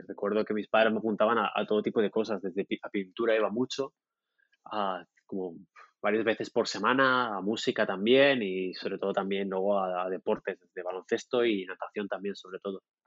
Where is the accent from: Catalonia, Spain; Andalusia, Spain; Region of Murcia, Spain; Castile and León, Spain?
Region of Murcia, Spain; Murcia; now in Barcelona, Spain; yo nací en el sur de España, en una ciudad, una ciudad pequeñita que se llama Murcia